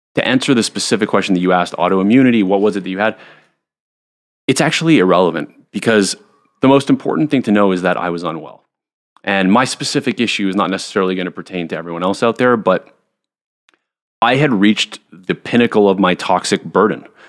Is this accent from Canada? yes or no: yes; Montreal, Quebec, Canada; I was a pretty normal kid growing up in Montreal